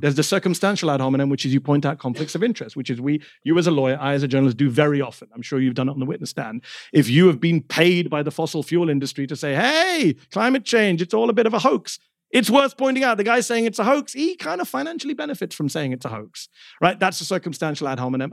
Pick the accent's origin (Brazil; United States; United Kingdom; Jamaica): United Kingdom; born or raised there; moved away